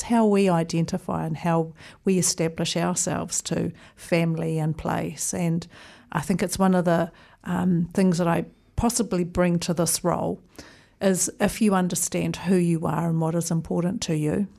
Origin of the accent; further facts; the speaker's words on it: Auckland, New Zealand; also born or lived in Wellington; So I was here for a grand total of 14 days before we moved to Auckland, where I did my schooling